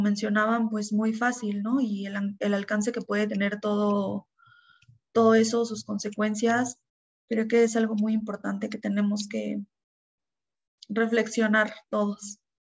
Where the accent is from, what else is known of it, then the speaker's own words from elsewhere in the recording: Mexico; como mexicanos